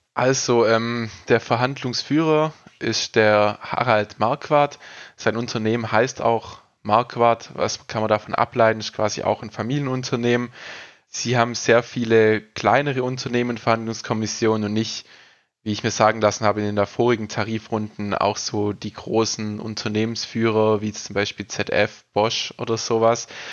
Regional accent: Ostalbkreis, Baden-Württemberg, Germany; Ich bin aus dem Ostalbkreis quasi, aus dem Landkreis

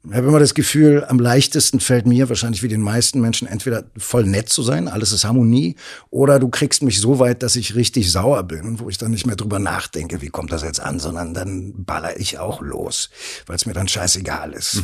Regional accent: Berlin, Germany; dass ich vom, vom, vom, von der Mentalität her wahrscheinlich am meisten Kreuzberger bin, mhm. so als Berliner.

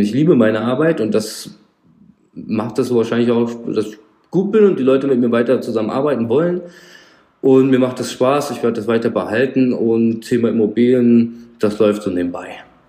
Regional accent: Frankfurt am Main, Darmstadt, Rhine-Main area, Hesse, Germany

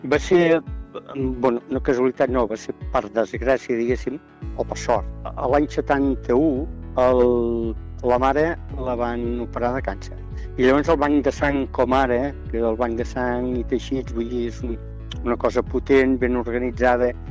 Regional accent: Montblanc, Catalonia, Spain; vaig néixer a Montblanc i he viscut quasi sempre a l'illa, que bueno, és un poble agregat a Montblanc, una pedania

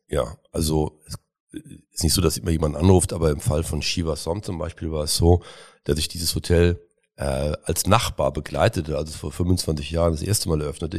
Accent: Cologne, North Rhine-Westphalia, Germany; in meine Heimat wollen, nämlich nach Köln

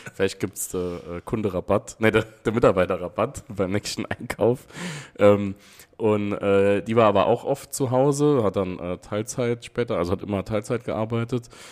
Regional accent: Wiebelskirchen, Saarland, Germany; Ich war in der Friedrich von Schiller Schule in Wiebelskirchen.

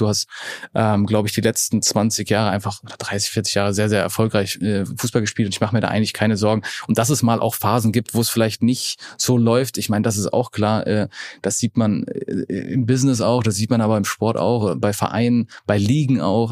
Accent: Allgäu, Bavaria, Germany; moved away; also born or lived in Munich; ich bin ja im Allgäu aufgewachsen

